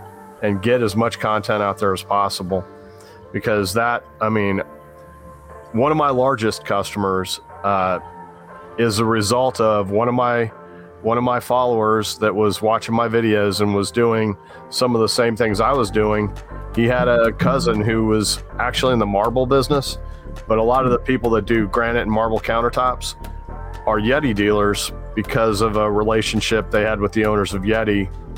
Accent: Atlanta, Georgia, United States; I'm from Atlanta.

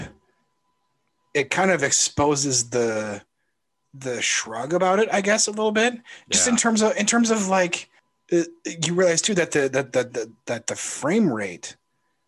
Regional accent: Iowa, United States; moved away; I grew up in Iowa

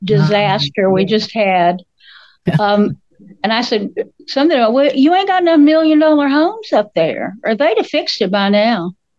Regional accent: Candler, North Carolina, United States; I was raised in Inca Candler, North Carolina. Everybody there knows how to clog.

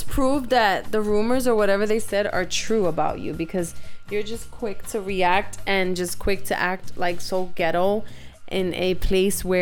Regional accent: Bronx, New York, United States; just because I'm hood, I'm from the ghetto, I'm from the Bronx

